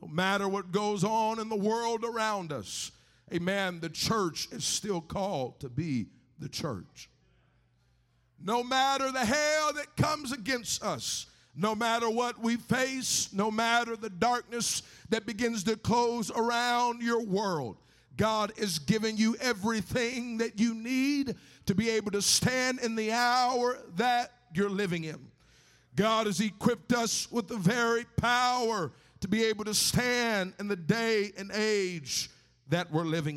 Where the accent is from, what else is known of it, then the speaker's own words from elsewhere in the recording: Texas, United States; now in California, United States; I might live in California now, but I grew up in Texas